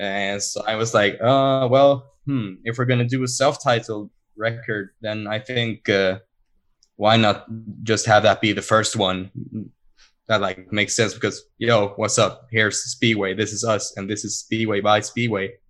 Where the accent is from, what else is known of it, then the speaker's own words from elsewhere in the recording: Sweden; now in Stockholm, Sweden; my hometown. That's also like two two and a half hours ish